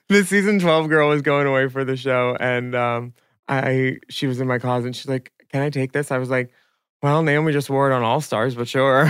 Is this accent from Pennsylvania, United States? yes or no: yes; Philadelphia, Pennsylvania, United States; I'm a kid from Philly